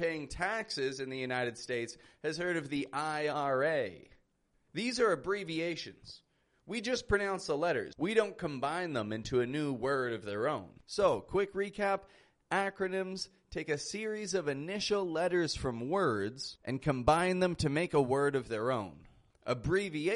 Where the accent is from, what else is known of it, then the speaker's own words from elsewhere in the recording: Toronto, Ontario, Canada; now in Mexico; I'm from Toronto, Canada, and I live in Mexico at the moment